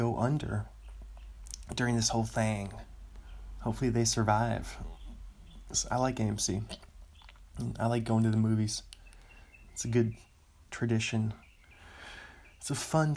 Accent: Washington, United States; marijuana became legal in my home state the same year I turned 21.

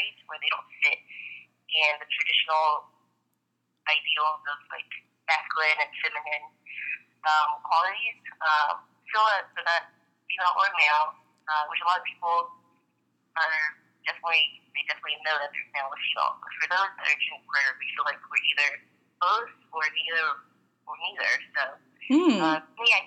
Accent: Tennessee, United States; born and raised in Tennessee

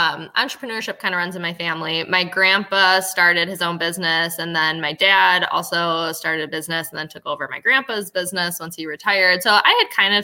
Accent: Wisconsin, United States; I've loved growing up in Wisconsin

